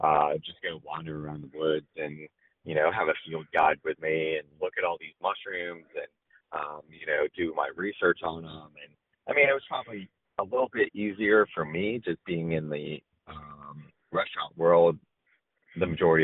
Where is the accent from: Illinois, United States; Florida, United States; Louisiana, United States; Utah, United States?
Florida, United States; moved away as an adult; also born or lived in South Carolina; I grew up down in Florida